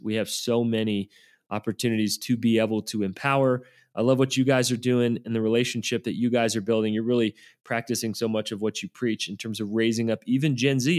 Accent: the South, United States; I was raised in the South

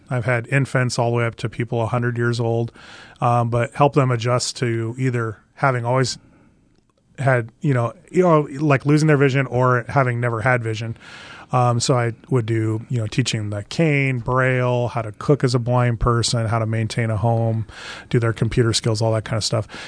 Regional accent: Valparaiso, Nebraska, United States; I did grow up in Nebraska. I grew up in a little town, uh, northwest of Lincoln, Valparaiso

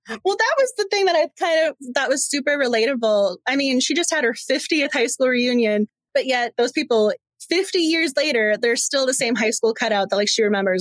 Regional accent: Massachusetts, United States; moved away as an adult; now in Washington, D.C., United States; I'm originally from Massachusetts and I live in DC

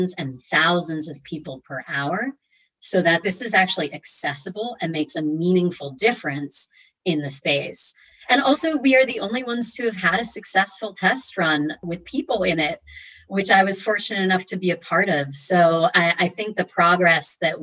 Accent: Boston, Massachusetts, United States; I was raised in Boston by Romanian engineers

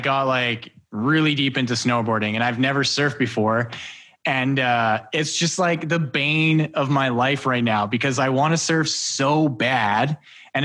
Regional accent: Alberta, Canada; I grew up in Alberta

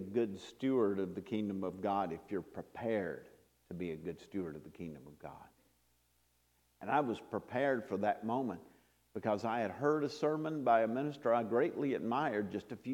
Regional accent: North Carolina, United States; I'm not from New Orleans, I'm from North Carolina

